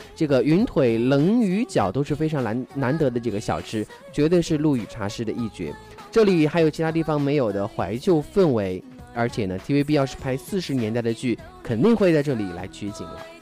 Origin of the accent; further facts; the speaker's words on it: China; 我们大陆人和内地人